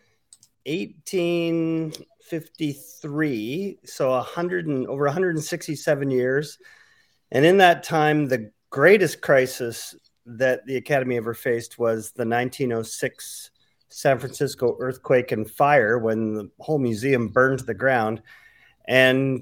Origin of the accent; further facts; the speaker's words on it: Vancouver, British Columbia, Canada; moved away as an adult; also born or lived in Denver; my hometown of Vancouver, British Columbia in Canada